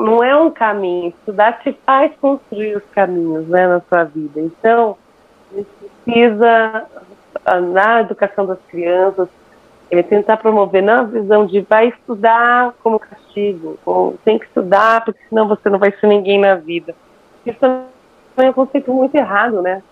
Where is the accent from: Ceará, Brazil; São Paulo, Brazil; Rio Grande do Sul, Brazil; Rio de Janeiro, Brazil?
São Paulo, Brazil; Eu sou paulistana com muito orgulho